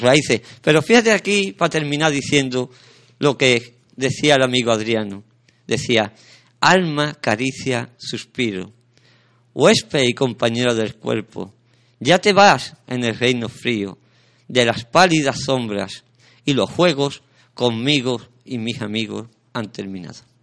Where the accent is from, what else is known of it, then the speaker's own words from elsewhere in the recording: Sanlúcar de Barrameda, Andalusia, Spain; San Lucas, mi tierra, la tierra de mis mayores, la tierra donde yo nací